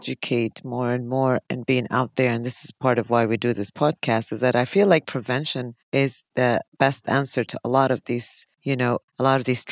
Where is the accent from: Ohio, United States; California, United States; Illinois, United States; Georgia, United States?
Illinois, United States; Chicago; I'm from Chicago, and whenever I used to work in Chicago